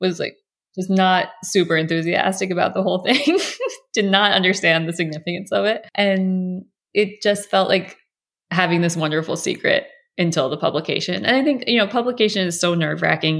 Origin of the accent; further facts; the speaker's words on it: United States; as an American